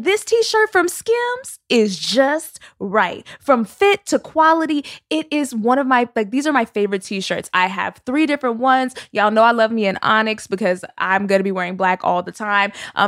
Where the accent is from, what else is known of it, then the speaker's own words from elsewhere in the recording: Texas, United States; I'm from Texas, and I still wonder why people was naming their